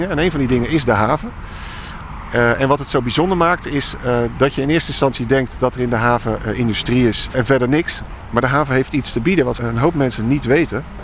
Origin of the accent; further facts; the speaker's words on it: Rotterdam, South Holland, Netherlands; Dus als Rotterdammer ben ik daar alleen al heel trots om.